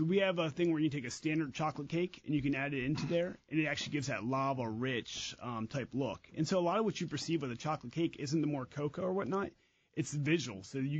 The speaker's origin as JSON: {"language": "English", "region": "Kansas", "country": "United States", "tie": "born or raised there", "also_born_or_lived": "Chicago", "moved": "as an adult", "said": "I grew up in Kansas."}